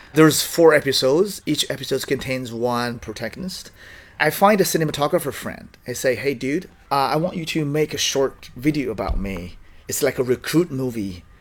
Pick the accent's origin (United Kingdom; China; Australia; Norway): China; Dongbei, Liaoning; English is a second language; moved away; I was born and raised in Dongbei in the Liaoning province